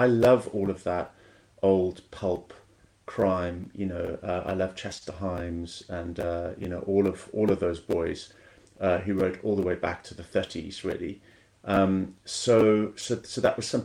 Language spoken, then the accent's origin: English; South Africa; moved away; also born or lived in Kenya; I grew up in South Africa and Kenya